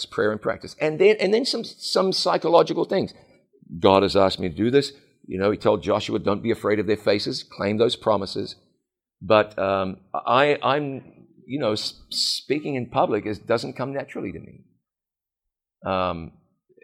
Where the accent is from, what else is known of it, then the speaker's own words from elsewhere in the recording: New Zealand; I'm just New Zealander enough